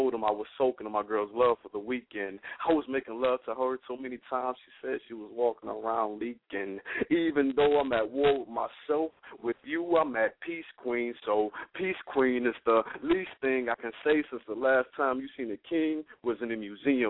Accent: Georgia, United States; now in St. Louis, United States; I'm from Georgia

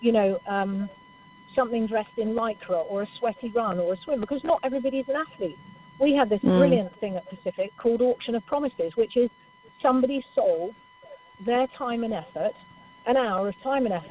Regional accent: Scotland, United Kingdom; I'm Scottish

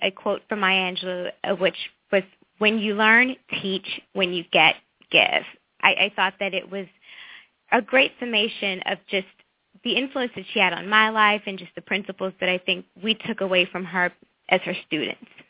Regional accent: Virginia, United States; accent: southern; moved away as an adult; also born or lived in North Carolina / New York City; I grew up in Virginia

